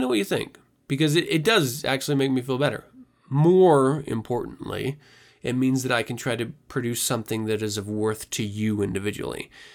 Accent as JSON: {"language": "English", "country": "United States", "tie": "born or raised there", "also_born_or_lived": "Germany", "said": "I'm born in America"}